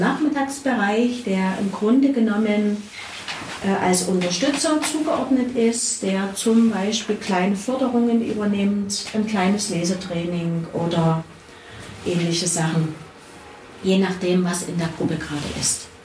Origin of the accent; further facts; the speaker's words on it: Dresden, Saxony, Germany; moved away as an adult; now in Zittau, Germany; Ich stamme selber aus Dresden, bin also aus der Großstadt